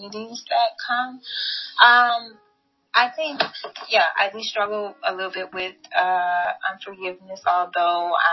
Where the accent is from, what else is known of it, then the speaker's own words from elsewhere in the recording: New Orleans, Louisiana, United States; moved away as an adult; also born or lived in Washington State; now in Washington, United States; I live in Washington State. I am from Louisiana